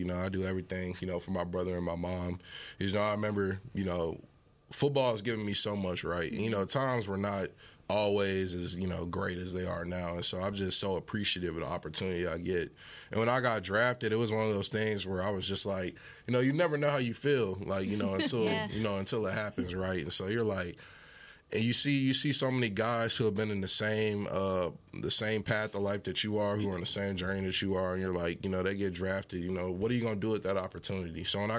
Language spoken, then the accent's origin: English; Fort Worth, Texas, United States; I grew up in Fort Worth, went to North Crowley. Yeah. You know, I've been around this my whole life. And now, you know, I'm my hometown team's number one pick.